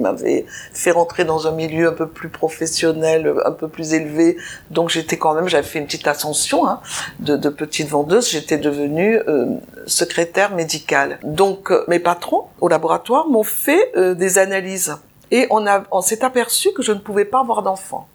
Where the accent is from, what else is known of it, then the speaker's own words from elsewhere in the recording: Nice, Provence-Alpes-Côte d'Azur, France; je suis née à Nice